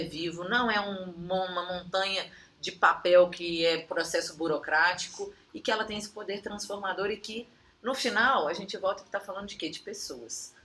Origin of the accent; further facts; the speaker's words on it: Minas Gerais, Brazil; accent: Minas Gerais (mineiro); also born or lived in Brasília; Já lá no estado de Minas, para onde eu voltei, acho que o sotaque deve denunciar